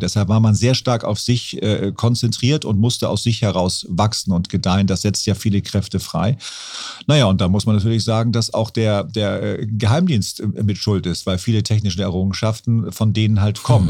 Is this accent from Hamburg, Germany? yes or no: yes; Hamburg, Germany; da bin ich quasi am Fuße des AEZs groß geworden